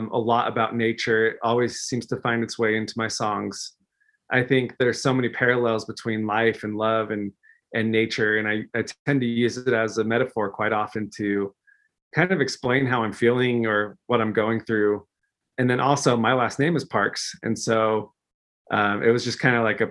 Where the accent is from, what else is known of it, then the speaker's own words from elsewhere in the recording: just outside of Denver, Colorado, United States; I'm originally from Colorado, just outside of Denver